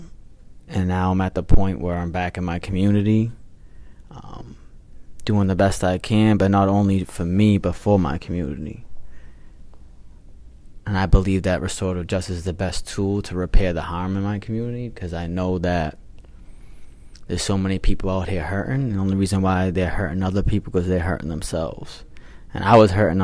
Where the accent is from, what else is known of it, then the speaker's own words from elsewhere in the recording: Revere, Massachusetts, United States; I was born and raised in the city of Revere